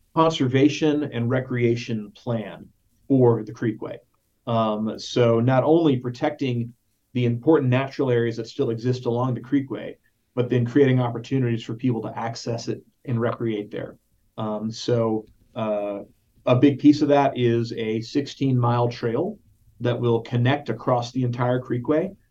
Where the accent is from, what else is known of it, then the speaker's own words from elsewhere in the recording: Dallas, Texas, United States; when I was growing up in North Dallas